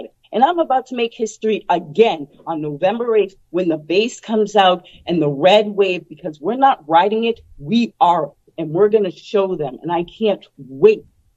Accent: Irish Riviera, Massachusetts, United States; I grew up in the Irish Riviera, which is situated in low income and Section 8 housing in a pretty diverse neighborhood.

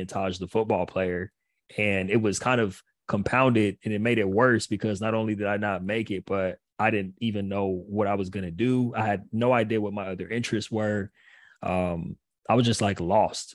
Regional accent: Pasadena, California, United States; also born or lived in Long Island, New York; I'm from California. I couldn't wait to go back home.

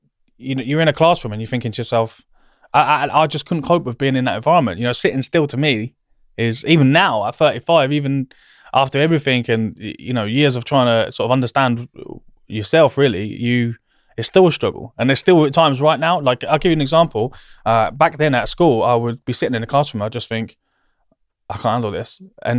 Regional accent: South East England, United Kingdom; I grew up in Berkshire, which is obviously not far from here.

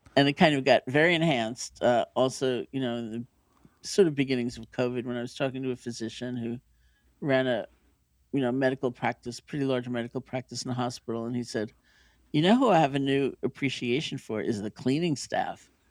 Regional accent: New York City, New York, United States; I grew up in New York City

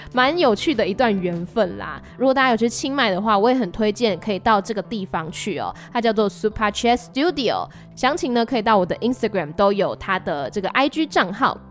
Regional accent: Taiwan; 我来自台湾，然后很喜欢泰国，这次是第二次来青睐

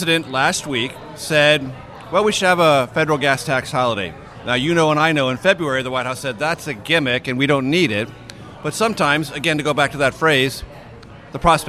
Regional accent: San Diego, California, United States; moved away; It's called San Diego. I was born here.

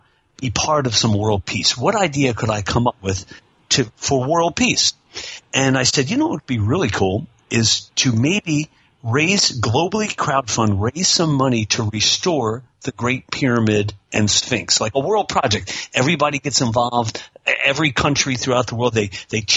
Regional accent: Wilmington, Delaware, United States; moved away as an adult; also born or lived in Los Angeles, California; I was born and raised in Wilmington, Delaware

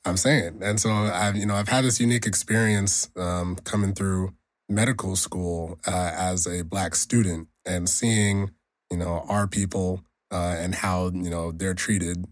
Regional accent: Nigeria; I'm Nigerian

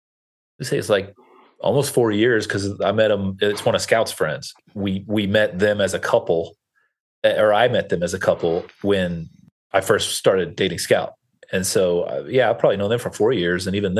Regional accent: Kentucky, United States; also born or lived in Alabama / New York / Los Angeles; I grew up in Kentucky, went to college in Alabama, lived in New York, LA, back to Alabama, back to LA. So like, I've kind of bounced around a lot.

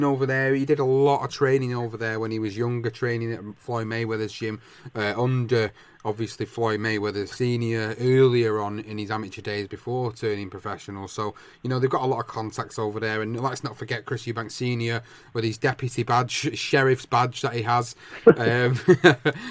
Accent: United Kingdom; as British fans

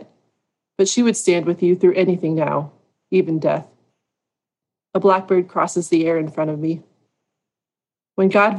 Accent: Southern California, United States; I grew up in Southern California

